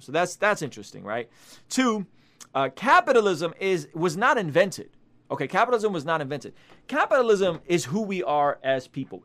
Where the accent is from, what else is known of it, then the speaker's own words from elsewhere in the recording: Russia; moved away; I come from Soviet Russia